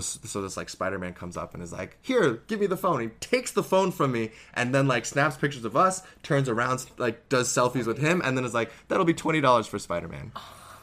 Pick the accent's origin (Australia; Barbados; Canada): Canada; also born or lived in Harbin, China; I'm this Canadian actor